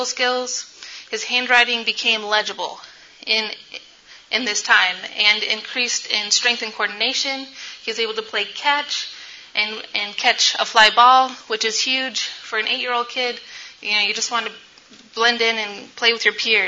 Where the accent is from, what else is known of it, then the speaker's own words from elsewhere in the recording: Sacramento, California, United States; I am from Sacramento, California